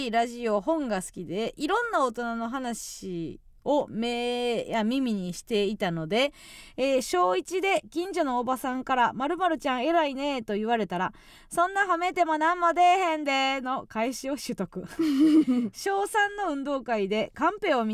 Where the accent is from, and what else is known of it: Kansai, Osaka, Japan; born or raised there; moved away